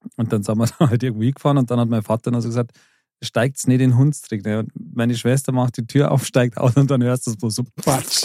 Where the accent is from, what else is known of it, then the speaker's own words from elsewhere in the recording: Bavaria, Germany; bei uns in Bayern